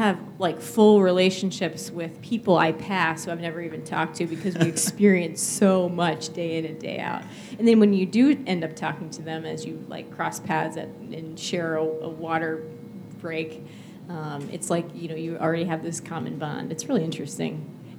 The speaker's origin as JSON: {"language": "English", "region": "New England", "country": "United States", "said": "But I have to add I'm from New England and I'm a New England sports. There's a disclaimer there that I'm a New Englander"}